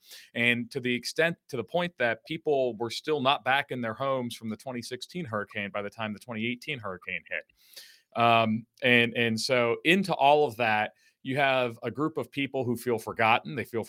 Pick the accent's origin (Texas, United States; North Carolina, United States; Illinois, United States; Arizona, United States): North Carolina, United States; Hope Mills; now in Charlotte, United States; I'm not from Bladen County, but I'm from 30 minutes down the road in a little town called Hope Mills near Fort Bragg.